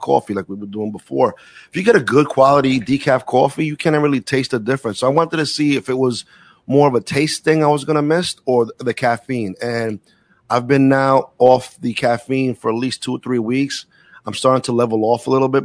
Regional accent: New York City, New York, United States; moved away as an adult; I'm a city kid, born and raised in Brooklyn

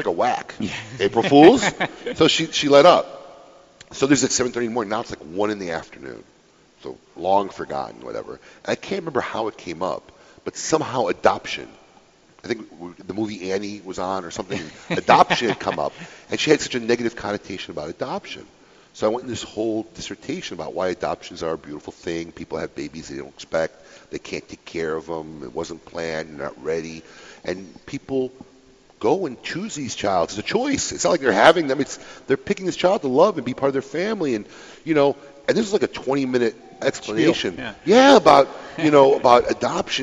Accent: Illinois, United States; Illinois, my home state, land of Lincoln

